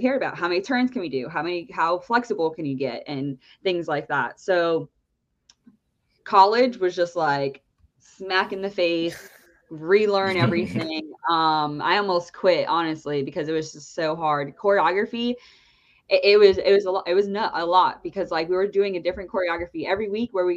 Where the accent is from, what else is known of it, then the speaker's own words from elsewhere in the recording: New Jersey, United States; I'm from New Jersey.